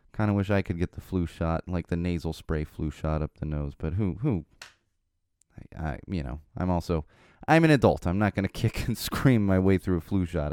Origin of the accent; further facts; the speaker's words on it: Poway, California, United States; the Albertos are in Poway